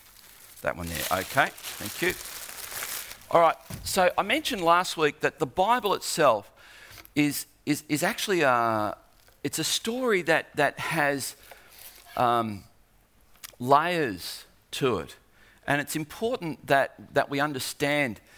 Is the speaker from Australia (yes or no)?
yes; Australia; I'm an Aussie